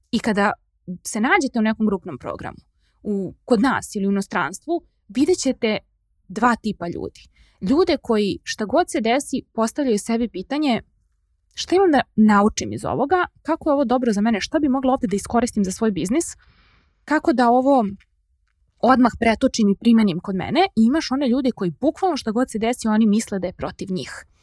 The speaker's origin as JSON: {"language": "Croatian", "country": "Serbia", "said": "kod nas u Srbiji"}